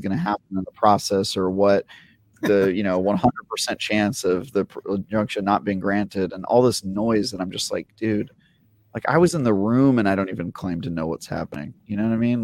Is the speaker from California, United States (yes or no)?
yes; Oakland, California, United States; I grew up in Oakland in the nineties